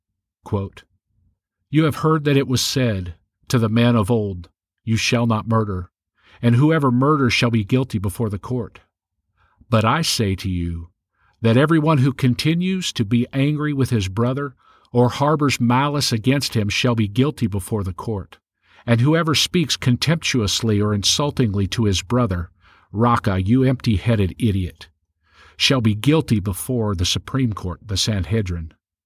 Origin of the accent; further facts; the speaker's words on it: United States; We as Americans